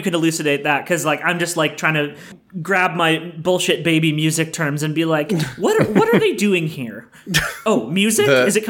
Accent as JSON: {"language": "English", "country": "Canada"}